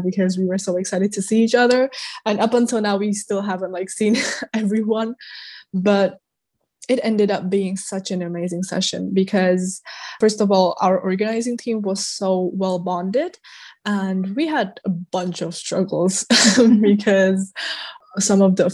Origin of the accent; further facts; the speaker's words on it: Prague, Czechia; I come from Prague, Czech Republic